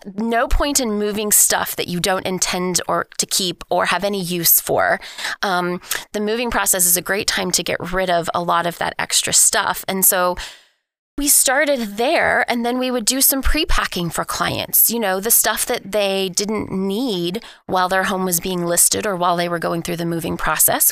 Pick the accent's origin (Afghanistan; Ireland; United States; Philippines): United States; Oklahoma City, Oklahoma; I am, uh, born and raised in Oklahoma City